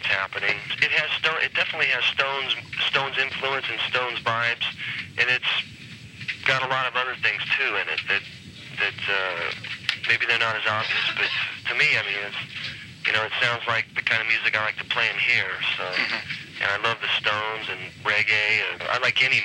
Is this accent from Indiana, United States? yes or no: yes; Lafayette, Indiana, United States; moved away; it's where I grew up in Lafayette.